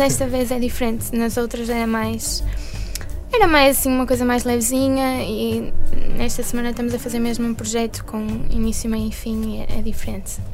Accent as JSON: {"language": "Portuguese", "town": "Porto", "region": "Norte", "country": "Portugal", "said": "sou daqui do Porto"}